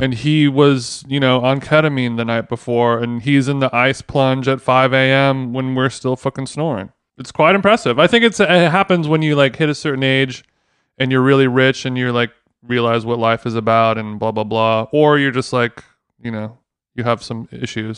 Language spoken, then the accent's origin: English; United Kingdom; now in Los Angeles, United States; as a Brit